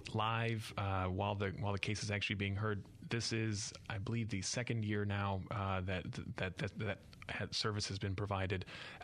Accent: Michigan, United States; moved away as an adult; now in Mississippi, United States; I am originally from Michigan, but came to Mississippi by way of the Teach for America program about 12 years ago

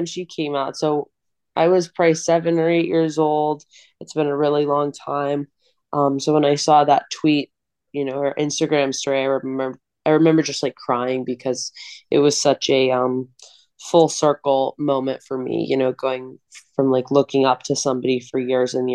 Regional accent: Long Island, New York, United States; also born or lived in Phoenix, Arizona; moved to Long Island, where I went to performing arts school

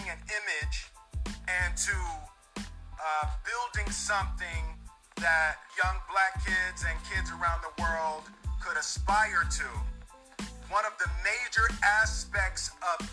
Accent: Philadelphia, Pennsylvania, United States; I grew up in Philadelphia.

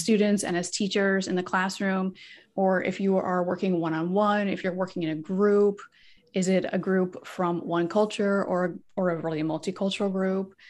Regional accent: United States; first language English; moved away as an adult; also born or lived in Korea; So I'm from the United States. So I'm a native English speaker

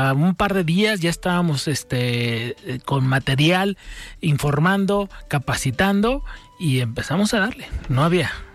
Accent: Mexico; todos somos mexicanos

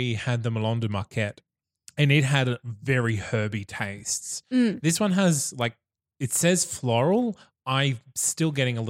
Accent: Bundaberg, Queensland, Australia; I grew up in Bundaberg, surrounded by cane.

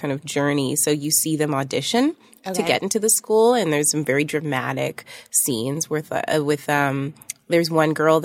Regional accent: Toronto, Ontario, Canada; I went to Toronto French School from like junior kindergarten till seventh grade

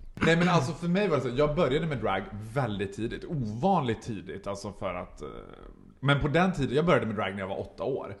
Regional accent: Borlänge, Dalarna County, Sweden; now in Stockholm, Sweden; jag är född och uppvuxen i Borlänge och höll på med drag när jag bodde där

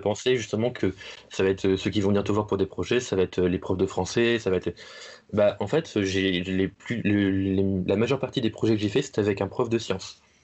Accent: Manche, Normandy, France; je suis un enfant de la, Manche, hein, bon, bon gros normand

